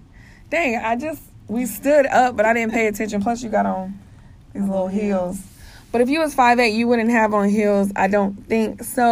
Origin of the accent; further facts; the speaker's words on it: Germany; born there; Yeah, my dad was in the military. I was born in Germany.